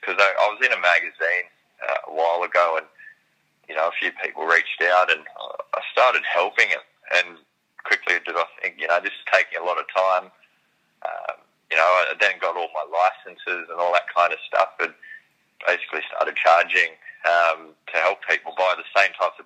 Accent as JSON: {"language": "English", "town": "Sydney", "region": "New South Wales", "country": "Australia", "tie": "born or raised there", "said": "I grew up in Sydney"}